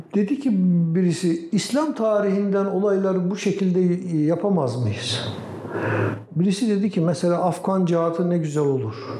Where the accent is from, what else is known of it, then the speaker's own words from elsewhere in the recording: Yaylapınar village, Bayburt, Turkey; moved away as an adult; also born or lived in Istanbul; 1956'da Bayburt'un Yaylapınar köyünde dünyaya geldim.